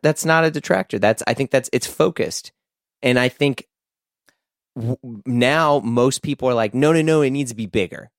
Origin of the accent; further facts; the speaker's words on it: United States; just an American